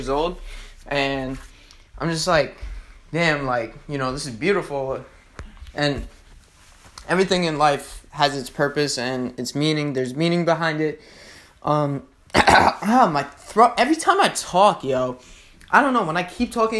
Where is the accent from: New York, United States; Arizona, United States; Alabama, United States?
New York, United States; Hicksville; I'm here in Long Island, New York. I'm from Hicksville